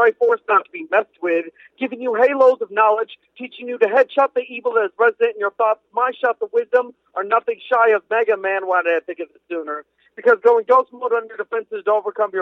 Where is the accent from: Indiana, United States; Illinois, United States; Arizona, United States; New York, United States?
Indiana, United States; Indianapolis; I'm from Indianapolis, Indiana.